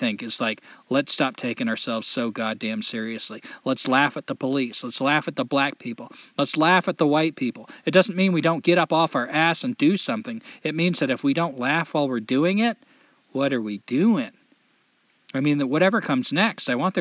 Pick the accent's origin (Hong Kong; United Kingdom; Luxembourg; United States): United States; As an American, someone who's born on this soil